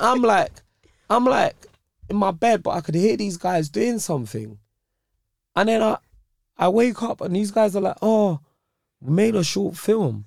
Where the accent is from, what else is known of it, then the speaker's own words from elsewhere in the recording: London, United Kingdom; also born or lived in Nigeria; I'm from Nigeria, then I'm from Ends